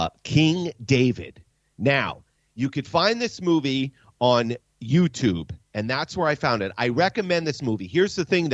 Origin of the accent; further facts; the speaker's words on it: Sweden; Yes, it is. I'm from Sweden.